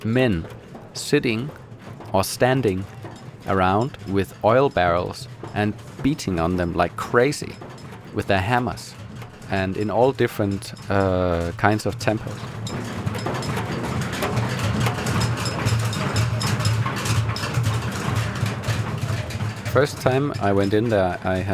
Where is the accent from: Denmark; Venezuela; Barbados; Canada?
Denmark; from Denmark